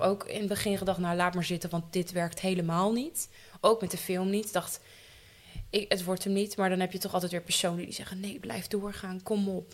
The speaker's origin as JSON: {"language": "Dutch", "town": "Leeuwarden", "region": "Friesland", "country": "Netherlands", "said": "Ik ben 28 jaar en ik kom uit Leeuwarden"}